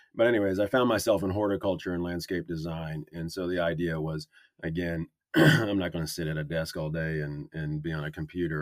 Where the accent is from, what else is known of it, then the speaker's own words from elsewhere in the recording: North Carolina, United States; also born or lived in Wisconsin; I grew up in North Carolina